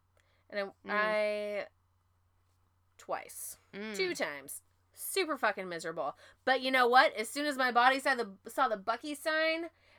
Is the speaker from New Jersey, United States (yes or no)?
no; Washington, United States; now in Texas, United States; I'm from Washington. I know how to drive in the rain.